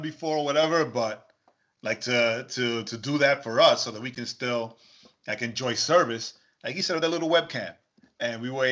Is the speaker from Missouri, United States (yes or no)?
no; New York, United States; the church I grew up in New York